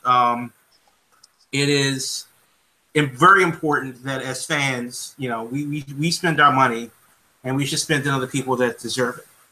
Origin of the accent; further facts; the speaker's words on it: United States; I'm American